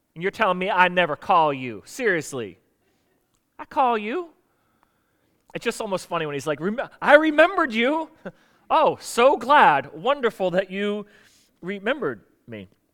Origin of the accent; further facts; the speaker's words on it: South Florida, United States; now in Virginia, United States; I grew up in South Florida